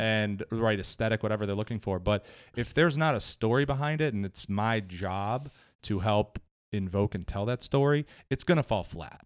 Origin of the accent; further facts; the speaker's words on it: Cleveland, Ohio, United States; moved away as an adult; now in Somerville, United States; I'm originally from Cleveland.